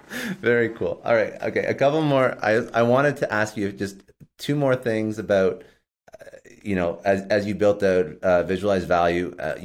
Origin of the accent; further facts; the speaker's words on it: Toronto, Ontario, Canada; I used to work for a telco, like Bell Canada, which I'm from Toronto, right?